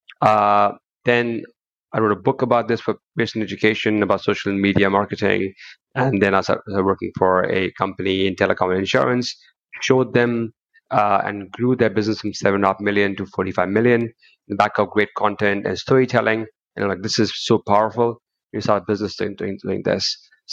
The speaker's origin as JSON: {"language": "English", "country": "Kuwait", "tie": "born or raised there", "moved": "as an adult", "lives_now": "United Kingdom", "said": "I was born in Kuwait, but I moved to the UK when I was 20"}